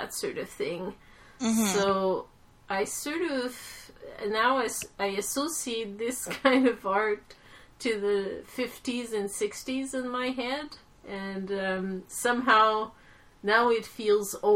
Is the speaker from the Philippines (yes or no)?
no; Quebec, Canada; growing up in Quebec, my father always brought me to the museums